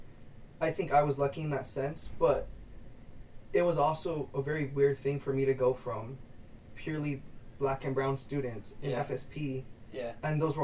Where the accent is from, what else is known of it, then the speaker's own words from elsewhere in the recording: Los Angeles, California, United States; first language Spanish; English is a second language; moved away as an adult; I grew up in South Central